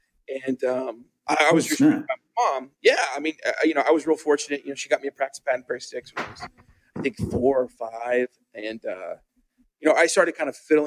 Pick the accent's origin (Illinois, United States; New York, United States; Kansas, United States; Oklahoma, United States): Oklahoma, United States; Tulsa; I grew up in Tulsa, Oklahoma. My mom and I moved there when I was a little baby